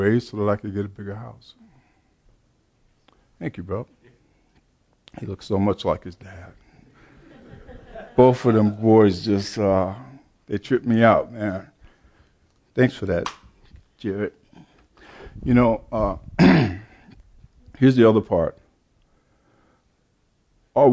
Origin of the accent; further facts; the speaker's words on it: Chicago, Illinois, United States; I grew up in the Baptist Church, Chicago